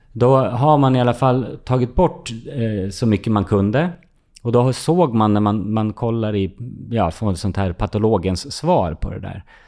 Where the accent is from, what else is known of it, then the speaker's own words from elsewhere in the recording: Fagersta, Västmanland, Sweden; I Fagersta, där jag växte upp